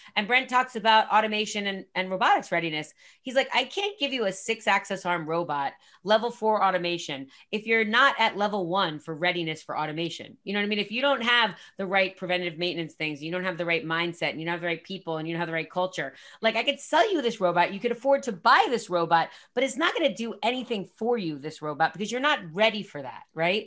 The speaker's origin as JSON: {"language": "English", "region": "New Jersey", "country": "United States", "said": "I'm from Jersey"}